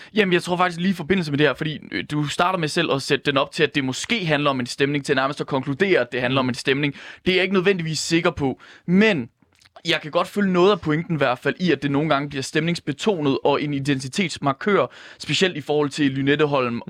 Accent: Ringkøbing-Skjern Municipality, Central Denmark Region, Denmark; nu er jeg selv fra Ringkøbing Skjern Kommune

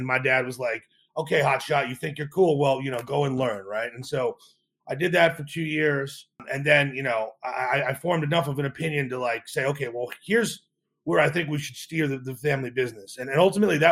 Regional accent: central New Jersey, United States; I grew up in New Jersey.

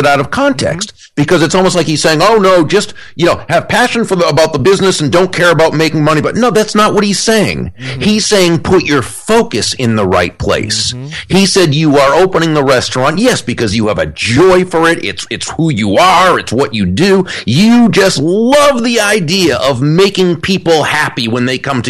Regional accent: Natick, Massachusetts, United States; I grew up in Natick

